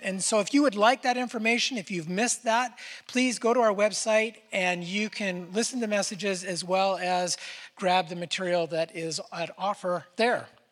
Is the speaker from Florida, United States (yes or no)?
no; Northern California, United States; I was born in Northern California